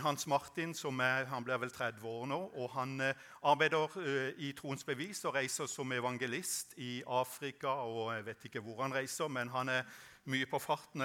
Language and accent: Norwegian; Norway; jeg vokste opp på Sødal